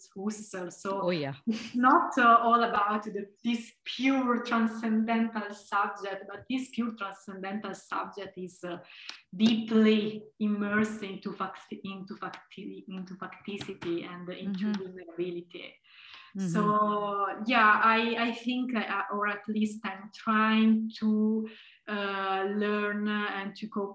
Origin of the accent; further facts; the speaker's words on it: Tuscany, Italy; moved away as an adult; also born or lived in Heidelberg, Germany; now in Leuven, Belgium; even though I come from Tuscany, I come from Italy